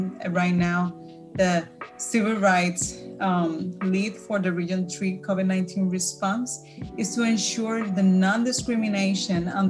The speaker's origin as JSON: {"language": "English", "country": "Puerto Rico", "second_language": "English", "said": "I'm original from Puerto Rico"}